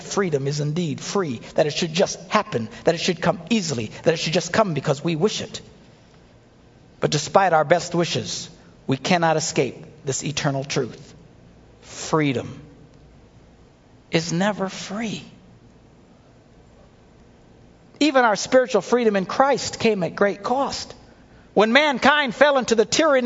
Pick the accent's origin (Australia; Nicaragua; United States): United States; the freedoms we enjoy as Americans